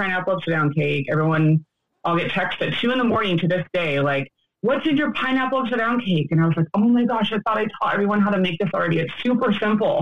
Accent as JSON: {"language": "English", "town": "Yorba Linda", "region": "California", "country": "United States", "said": "I'm from Yorba Linda, California, Orange County."}